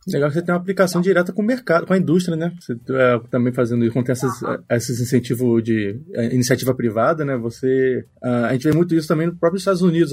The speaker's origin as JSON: {"language": "Portuguese", "region": "Rio de Janeiro", "country": "Brazil", "moved": "as an adult", "lives_now": "Belo Horizonte, Brazil", "said": "eu sou do Rio de Janeiro e tô morando aqui em Belo Horizonte"}